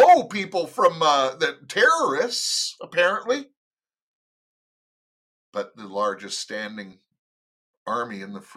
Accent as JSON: {"language": "English", "country": "United States", "moved": "yes", "lives_now": "Canada", "said": "I am an American. Yes, I am in Canada, but I'm an American"}